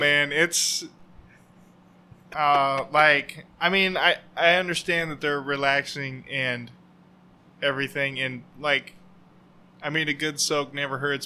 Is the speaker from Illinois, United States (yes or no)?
no; Oregon, United States; I grew up here in Oregon. Um, about the only place I've ever been